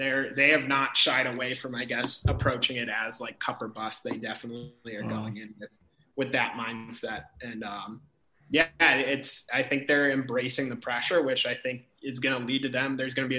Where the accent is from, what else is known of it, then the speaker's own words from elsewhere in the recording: St. Louis, Missouri, United States; moved away; I grew up in St. Louis, Missouri